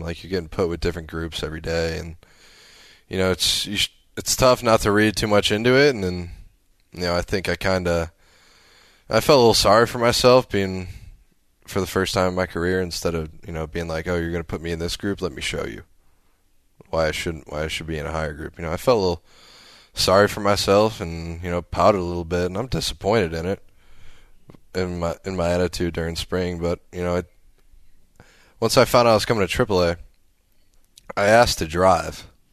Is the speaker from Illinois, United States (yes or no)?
yes; near Chicago, Illinois, United States; moved away as an adult; also born or lived in Arizona / Omaha; my hometown by Chicago